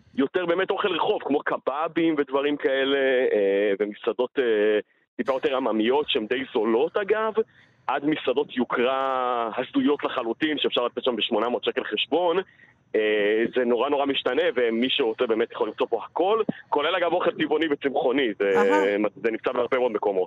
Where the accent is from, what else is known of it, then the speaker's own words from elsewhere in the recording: Israel; בתור ישראלי פה